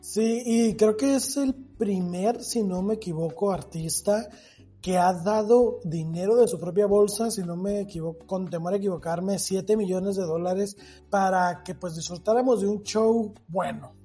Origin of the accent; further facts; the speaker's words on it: Mexico; soy latino pues mira, de México para el mundo